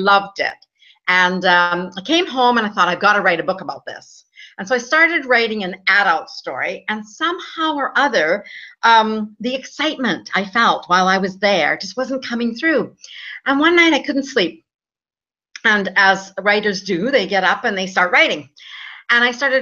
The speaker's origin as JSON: {"language": "English", "region": "Alberta", "country": "Canada", "tie": "born or raised there", "also_born_or_lived": "Vancouver, Canada", "moved": "as an adult", "lives_now": "Spain", "said": "I was born and raised in Alberta, Canada, where it's snowing right now, but it's nice and hot here in Spain, where I am located right"}